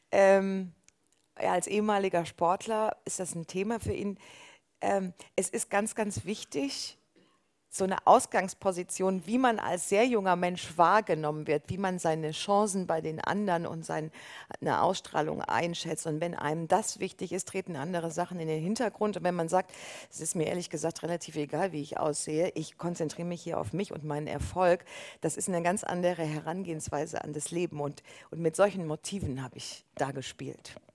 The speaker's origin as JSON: {"language": "German", "town": "Halle", "region": "Saxony-Anhalt", "country": "Germany", "tie": "born there", "said": "Ich bin in Halle an der Saale geboren, dann kriege ich natürlich Ostfragen gestellt, aber normalerweise nicht."}